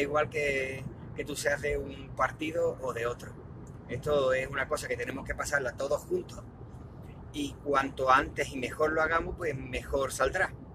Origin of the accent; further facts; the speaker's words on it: Spain; cómo somos los españoles